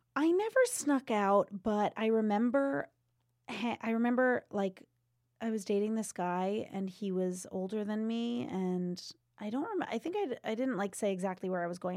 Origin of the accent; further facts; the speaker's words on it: Seekonk, Massachusetts, United States; I grew up in Seekonk, Mass, right outside of Providence